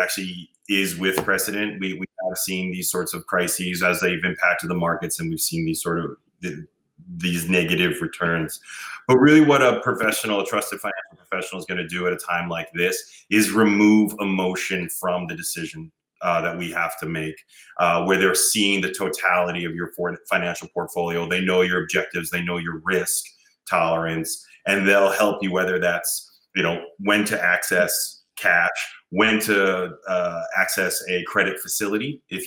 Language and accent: English; New York City, New York, United States; I'm a New Yorker originally. I grew up in Queens and Brooklyn